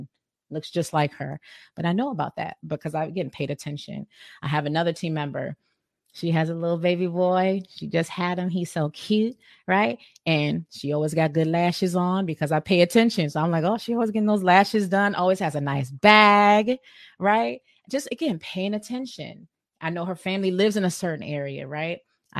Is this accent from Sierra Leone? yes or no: yes; Sierra Leone; I'm from West Africa. I'm from Sierra Leone